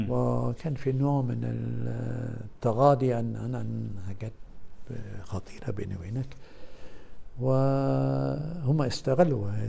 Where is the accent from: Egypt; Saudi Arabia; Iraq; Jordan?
Egypt; انا في الاخر اقولها بصراحه مصري اكثر من انا مصري اكثر مني عربي